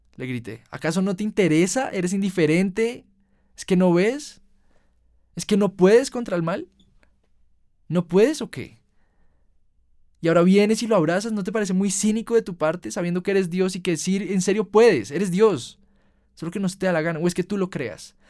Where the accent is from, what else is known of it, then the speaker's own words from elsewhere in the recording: Colombia; En Colombia, en mi país